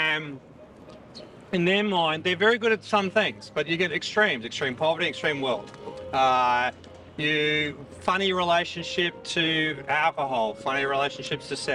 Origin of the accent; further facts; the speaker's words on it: Australia; moved away as an adult; now in New York, United States; my Australian passport